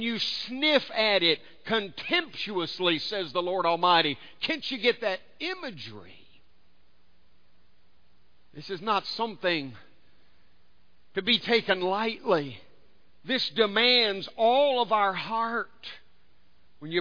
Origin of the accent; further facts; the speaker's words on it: United States; being born and raised in America